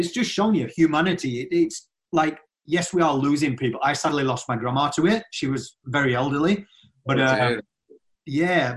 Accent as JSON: {"language": "English", "region": "Yorkshire and the Humber", "country": "United Kingdom", "said": "I'm from Yorkshire"}